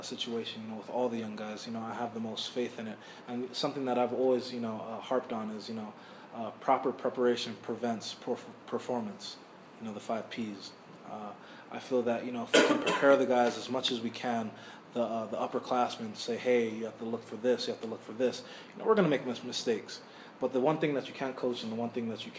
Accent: Hawaii, United States; moved away; I'm from Hawaii

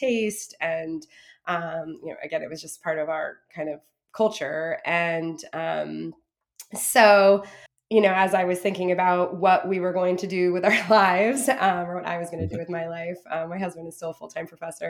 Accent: Vermont, United States; moved away; I'm originally from Vermont and moved back here in 2011 after living other places for a while

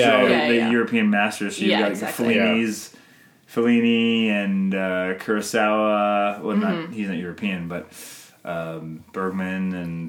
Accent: Canada; I'm Canadian filmmaker

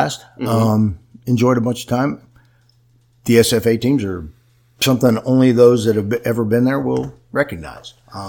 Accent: California, United States; went back to my home state of California.

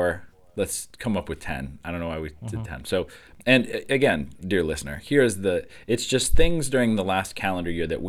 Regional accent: Iowa, United States; I grew up in Iowa.

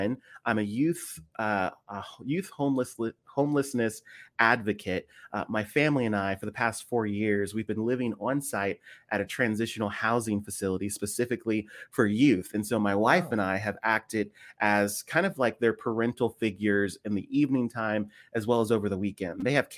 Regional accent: Washington, District of Columbia, United States; I'm a native from the East Coast, the Washington, D.C. area, born and raised out there, went to college up in Philadelphia, love Philly, a great city at Eastern University.

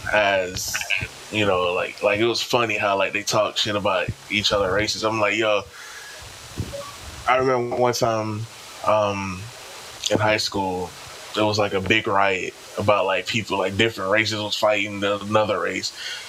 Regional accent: Italy; born there; Like I wasn't born in the U.S. I was born in Italy.

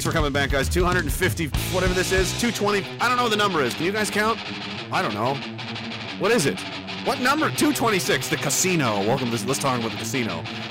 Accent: Spryfield, Nova Scotia, Canada; And I grew up in Spryfield.

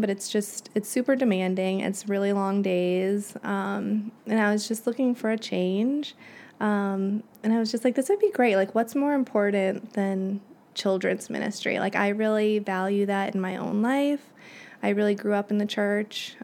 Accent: Springfield, Illinois, United States; moved away as an adult; also born or lived in Champaign, Illinois / New York City / Bolingbrook, Illinois; I am from Springfield, Illinois. That's where I grew up

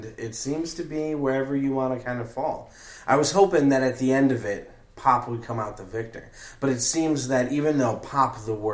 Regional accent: the North, United States; as a Northerner, as a, like, regional Northerner

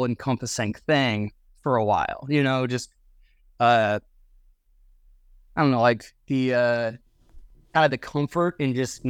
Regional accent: Lancaster, Pennsylvania, United States; I'm originally from Lancaster, Pennsylvania, so.

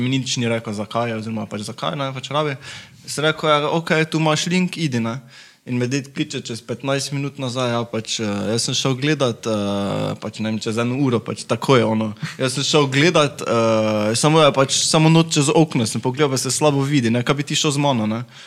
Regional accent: Carinthia, Slovenia; now in Maribor, Slovenia; rodil sem se v Slovenki, tako da sem bil iz Koroške. Pred desetimi leti sem se preselil v Maribor z mamo.

